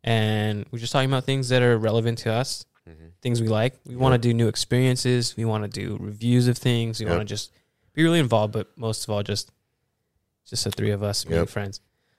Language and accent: English; Los Angeles, California, United States; born there; Yeah, I was born with asthma because I was born in Los Angeles.